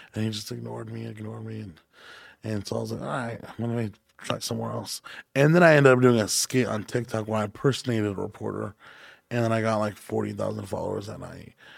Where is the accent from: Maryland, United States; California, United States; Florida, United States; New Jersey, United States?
California, United States; Hanford; moved away; I grew up in Hanford, California, which is near Fresno